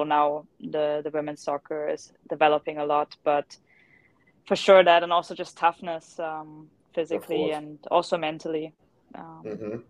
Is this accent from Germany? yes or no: yes; Germany; moved away as an adult; also born or lived in United States / Naples, Italy; now in Como, Italy; I grew up in Germany. I'm German.